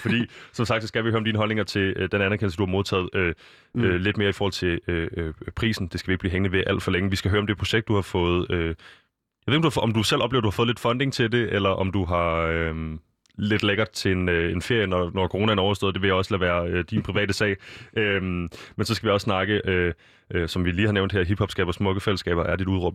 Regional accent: Copenhagen, Capital Region of Denmark, Denmark; jeg er selv fra Østerbro

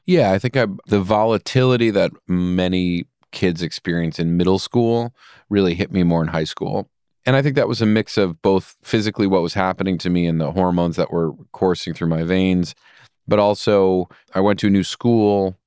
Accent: Rye, New York, United States; Rye is a very beautiful place to grow up and very privileged.

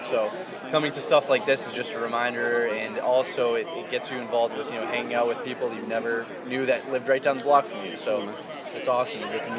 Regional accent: Mansfield, Massachusetts, United States; I'm from Mansfield, Massachusetts.

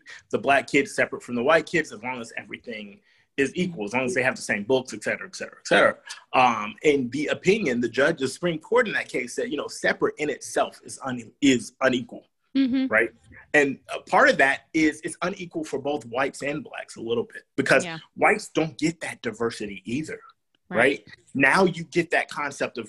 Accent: the South, United States; I'm from the South

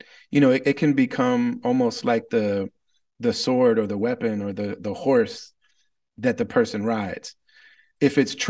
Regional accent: Wisconsin, United States; born there; I was born albino in the Midwest in rural Wisconsin. And so it's an overwhelmingly white place.

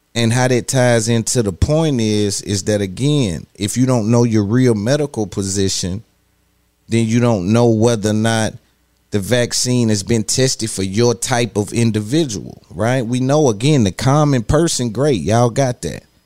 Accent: Nashville, Tennessee, United States; I come from I come from East Cashville, East Side

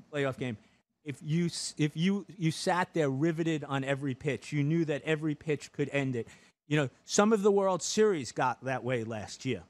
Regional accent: New York, United States; as a New Yorker

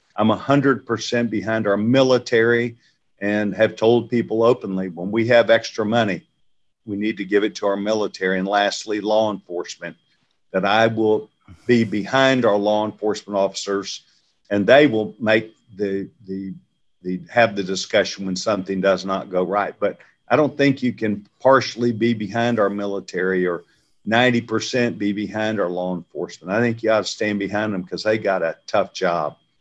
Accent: Waco, Texas, United States; I grew up in Waco, Texas

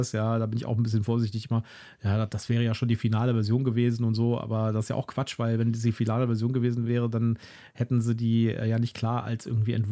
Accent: Germany; als Deutscher irgendwie ein bisschen aufgeschmissen

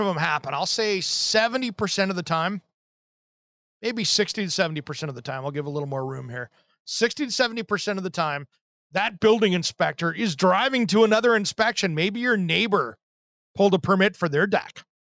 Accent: Tri-Cities, Eastern Washington State, United States; in the Tri-Cities where I grew up in Eastern Washington State

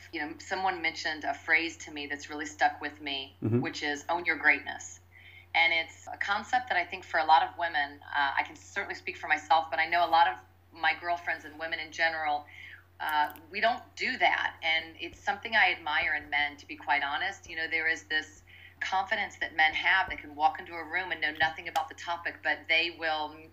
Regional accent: Midwest, United States; growing up in the Midwest, the middle of the country

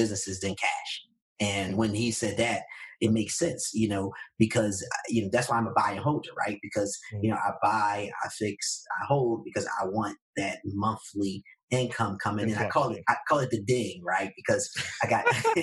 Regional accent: Philadelphia, Pennsylvania, United States; I'm from North Philadelphia

